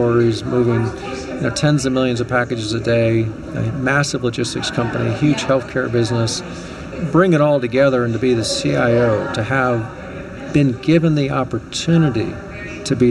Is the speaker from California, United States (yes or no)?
no; St. Louis, Missouri, United States; also born or lived in Chicago, Illinois; when I was young, you know, I lost my dad, and it's a family of 4 kids and just a phenomenal mother. And we moved from Chicago here to St. Louis to stay with an aunt